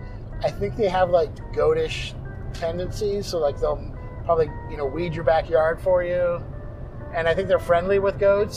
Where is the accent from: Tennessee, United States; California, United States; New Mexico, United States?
California, United States; Huntington Beach; also born or lived in Gardena / Simi Valley; growing up in Southern California, Huntington Beach, and then at grandparents in Gardena and in Simi Valley and stuff like that.